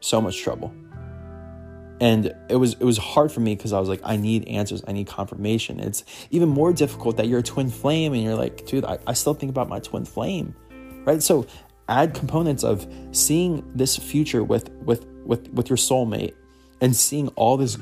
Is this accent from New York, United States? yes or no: no; Philadelphia, Pennsylvania, United States; Every little thing that I love in my hometown